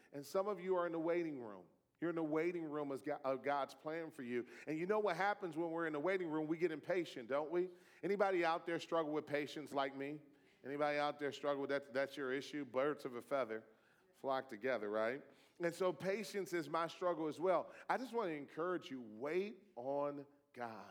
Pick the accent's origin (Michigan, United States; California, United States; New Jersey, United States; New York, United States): Michigan, United States; Detroit; You know, I grew up in Detroit. My father was a Detroit public school teacher for 27 years. I, I was uh, born in that city